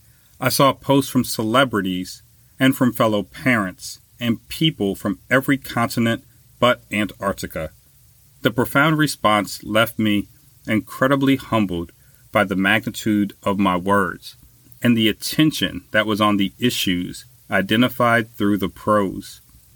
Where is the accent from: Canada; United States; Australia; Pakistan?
United States; Louisiana; in my home state of Louisiana